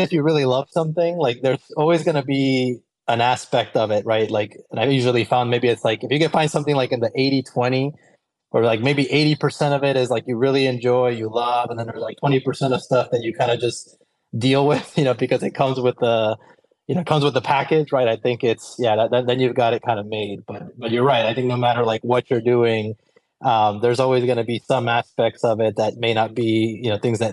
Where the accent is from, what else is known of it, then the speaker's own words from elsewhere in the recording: Colombia; I grew up in Colombia in South America, and I did a lot of horseback riding as a kid